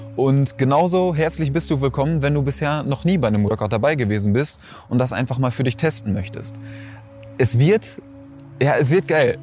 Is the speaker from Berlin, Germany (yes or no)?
no; Schwerte, North Rhine-Westphalia, Germany; in meiner Heimat, da wo ich herkomme, ist das so ein, so ein Freibad